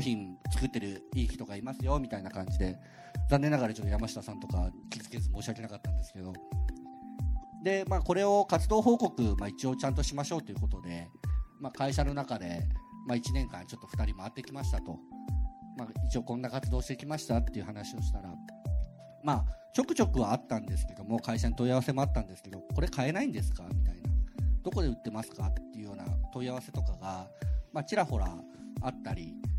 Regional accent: Okayama, Japan; moved away as an adult; now in Tokyo, Japan; そもそも僕岡山の結構田舎の方の出身で田舎から出たくてしょうがなかったですよね

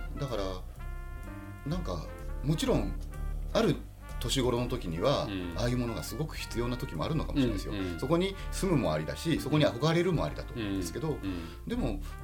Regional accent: Kawasaki, Kanagawa, Japan; moved away as an adult; also born or lived in Tokyo; now in Fukuoka, Japan; 僕東京生まれでまあとはいえ実家が東京にもあるわけではなく川崎というところにありまして、はい、まあ東京近郊のぼんやりした生活だったんですね

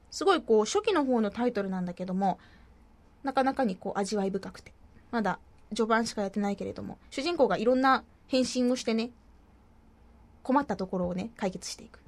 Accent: Fukuoka, Japan; accent: Hakata dialect; moved away as an adult; now in Tokyo, Japan

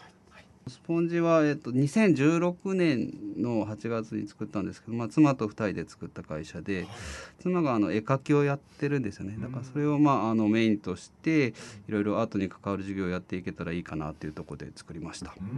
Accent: Nagaokakyo, Kyoto, Japan; moved away as an adult; also born or lived in Tokyo / Kansai; now in Fukuoka, Japan; 京都の長岡京というところなんですけど、はい、そこから大学で東京行って

